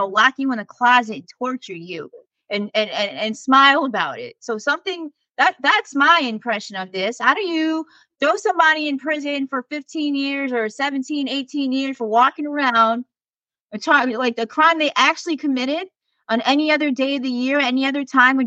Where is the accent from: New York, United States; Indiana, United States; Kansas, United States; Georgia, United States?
New York, United States; New York City; moved away; my hometown in New York City